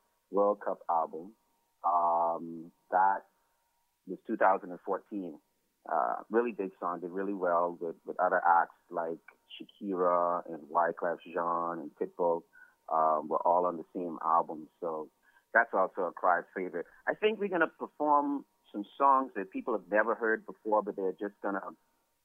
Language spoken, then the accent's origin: English; Nassau, New Providence, Bahamas; I grew up right here in Nassau, which is the capital of the Bahamas